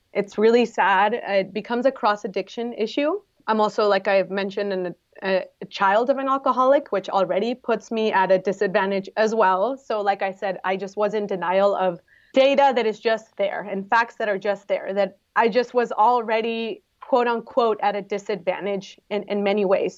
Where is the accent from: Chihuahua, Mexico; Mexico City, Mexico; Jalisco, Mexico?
Jalisco, Mexico; Guadalajara; moved away as an adult; now in San Diego, United States; I am originally from Guadalajara in Mexico, but I've been in San Diego for almost ten years.